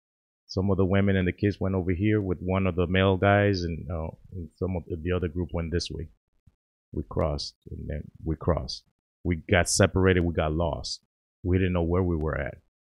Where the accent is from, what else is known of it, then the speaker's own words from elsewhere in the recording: Hialeah, Florida, United States; English is a second language; also born or lived in Nicaragua; now in Toledo, United States; growing up in Miami, in a Nicaraguan neighborhood. I lived in Hialeah.